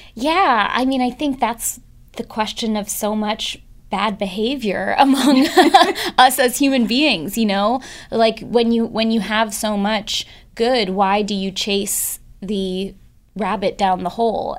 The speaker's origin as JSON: {"language": "English", "town": "San Francisco", "region": "California", "country": "United States", "tie": "born or raised there", "said": "I grew up in San Francisco, and I grew up with two sets of parents"}